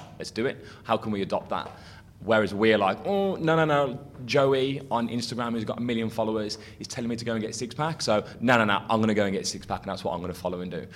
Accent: England, United Kingdom; as English people

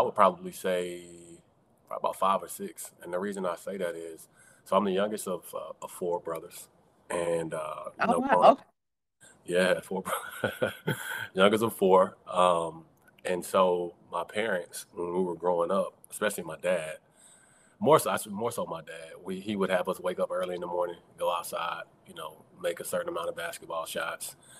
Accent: College Park, Georgia, United States; I'm originally from College Park, Georgia, south side of Atlanta

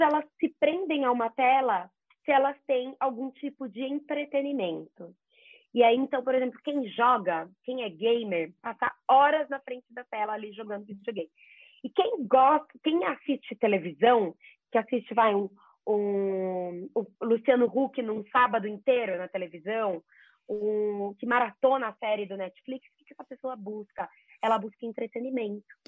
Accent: Jaú, São Paulo, Brazil; Eu sou de Jaú, sou jaúense, interior de São Paulo

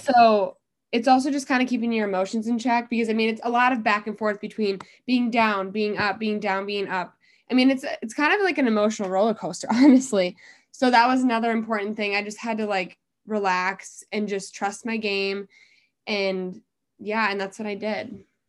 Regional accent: Dubuque, Iowa, United States; also born or lived in Cedar Falls, Iowa; I'm originally from Dubuque

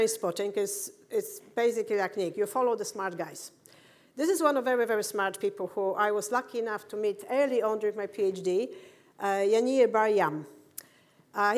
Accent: Poland; moved away; also born or lived in United Kingdom; I'm from Poland

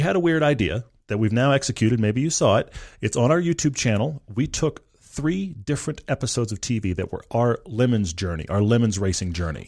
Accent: Texas, United States; moved away; I'm originally from Texas

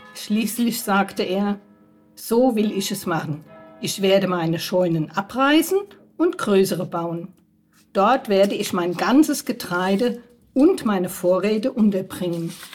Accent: Germany; Ich bin hier in der Pfarrei schon aufgewachsen, als Kind äh, aktiv und jetzt immer noch in der Pfarrei

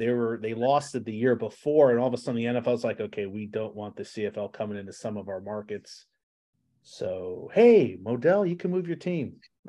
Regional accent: New Jersey, United States; I grew up in New Jersey

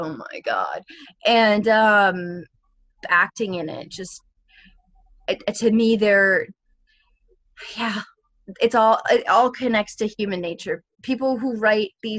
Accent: Vancouver, British Columbia, Canada; I grew up in Vancouver as an actor

